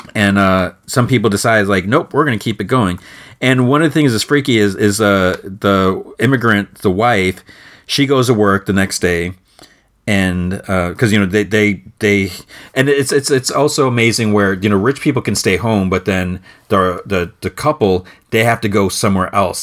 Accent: Midwest, United States; I was born and raised in, in the Midwest

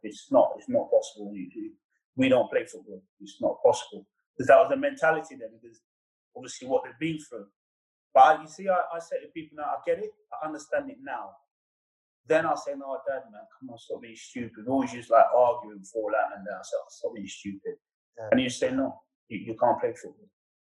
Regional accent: England, United Kingdom; growing up in England, every kid's dream is to play football.

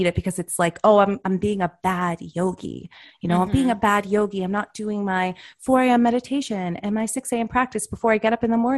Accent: United States

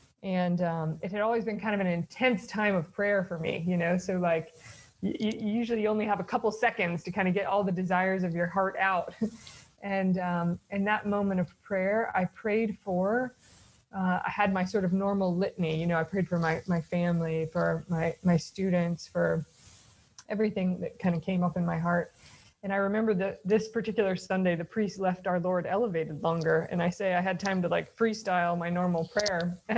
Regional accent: the South, United States; So I grew up in the South. I've lost my accent, you can hear, and in the Protestant South, and kind of grew up knowing my faith was important

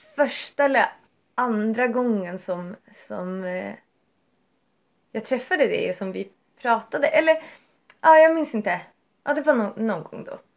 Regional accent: Sweden

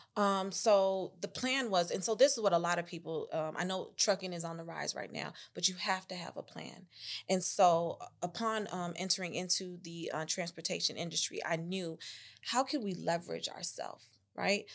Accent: Chicago, Illinois, United States; moved away as an adult; also born or lived in Tuscaloosa, Alabama; originally I was born on the north side of Chicago, raised on the north side of Chicago, um, Lakeview, Uptown area.

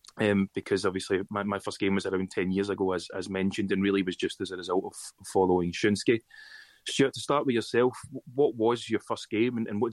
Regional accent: Glasgow, Scotland, United Kingdom; for those who haven't picked up by my accent, that as a lot of people involved with Yokohama F. Marinos seem to have done recently, I'm in Glasgow in Scotland

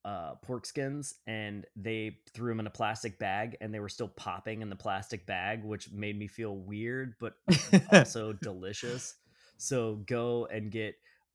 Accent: Georgia, United States; born or raised there

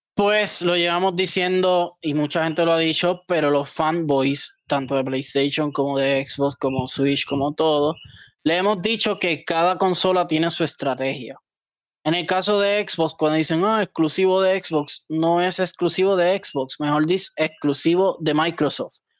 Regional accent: Puerto Rico; nosotros somos territorio de los Estados Unidos

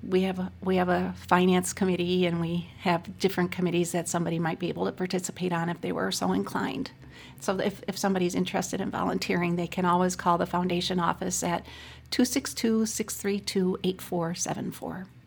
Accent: Racine, Wisconsin, United States; also born or lived in Milwaukee; I'm born and raised in Racine

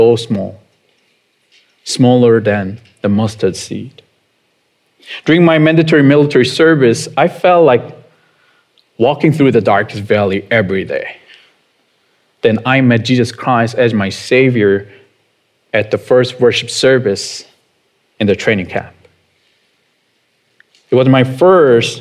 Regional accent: South Korea; moved away; I was born and raised in South Korea

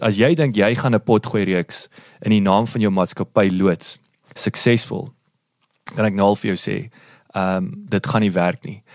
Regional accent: Kenhardt, Northern Cape, South Africa; ek is natuurlik in Kenhardt gebore

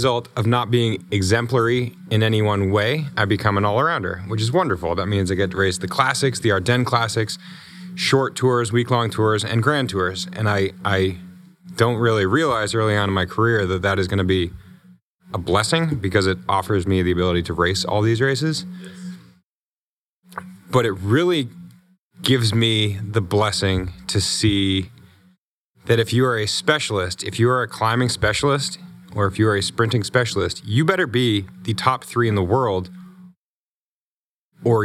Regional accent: United States; You know, I came from the States with a pedigree of having proved myself in criteriums

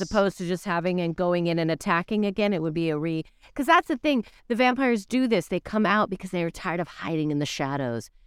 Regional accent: Canada; As a Canadian

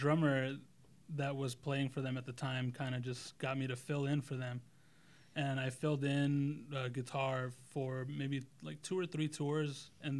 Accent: Los Angeles, California, United States; No, I'm actually from Mid-City. It's like Los Angeles, kind of near Culver City.

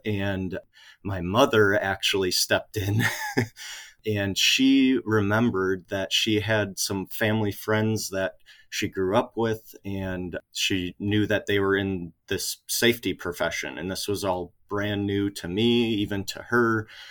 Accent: Kenosha, Wisconsin, United States; Kenosha, Wisconsin, actually where I'm from

